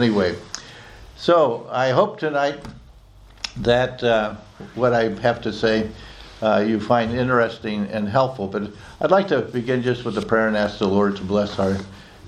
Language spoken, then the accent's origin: English; United States; moved away as an adult; also born or lived in Oxford, England; not simply as an American citizen, but as one of you. I'm also a British citizen